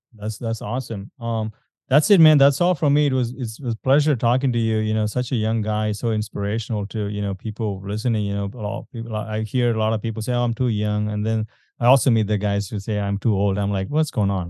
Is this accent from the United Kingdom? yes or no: no; India; I'm from India